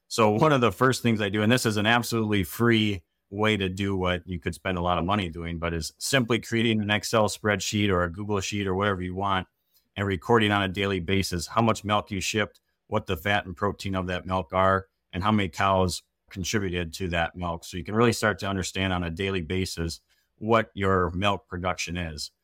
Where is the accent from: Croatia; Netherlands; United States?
United States; Wisconsin; also born or lived in Minnesota; I grew up in Wisconsin